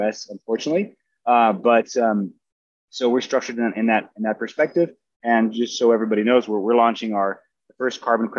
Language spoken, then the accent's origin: English; Brazil; moved away as an adult; also born or lived in United States; I grew up in Brazil, had access to, you know, beautiful places, a very special upbringing with nature all around me.